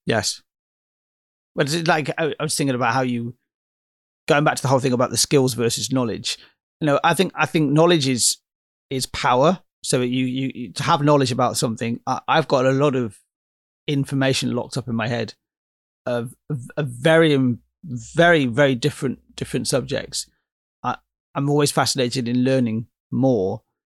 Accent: Oxford, South East England, United Kingdom; my hometown is Oxford, in, in England

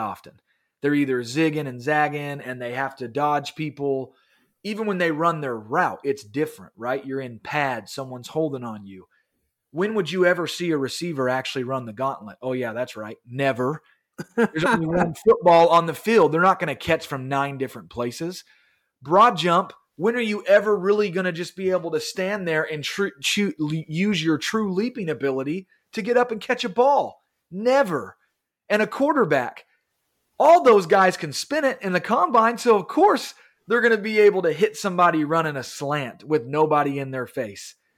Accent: Kansas City, United States; we're from Kansas City

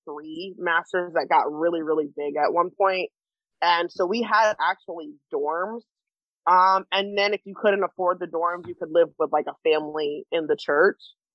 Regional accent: New Jersey, United States; moved away; also born or lived in Scranton, Pennsylvania / Illinois; I grew up in Jersey mostly, and then in NEPA and Scranton area

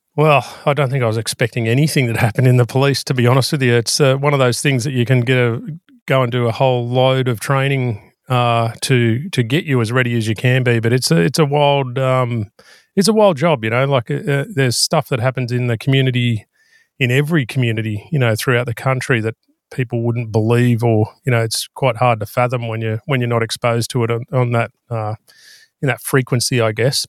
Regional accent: Bathurst, New South Wales, Australia; I grew up out in Bathurst in the central west of New South Wales

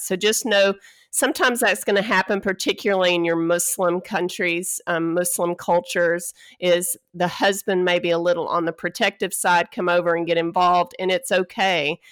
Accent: Texas, United States; moved away as an adult; I'm originally from Texas

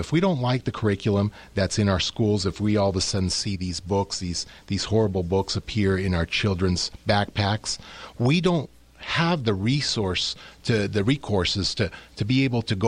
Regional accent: New York, United States; as an American, as an American here, a U.S. citizen, born in New York

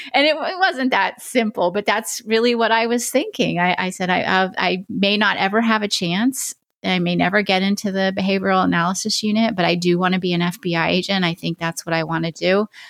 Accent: Oregon, United States; that's my home state

